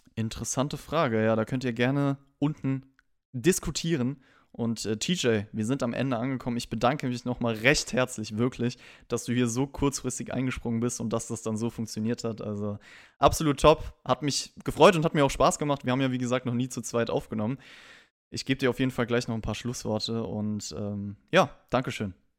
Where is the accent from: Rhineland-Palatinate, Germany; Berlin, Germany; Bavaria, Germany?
Rhineland-Palatinate, Germany; Rhenish Hesse; ich komme ja aus Rheinhessen